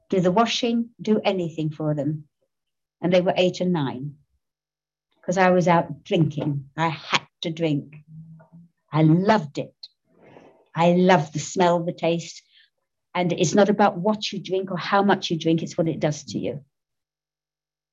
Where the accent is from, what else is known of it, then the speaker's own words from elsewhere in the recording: London, United Kingdom; I'm born and brought up in Soho, my lovely Soho.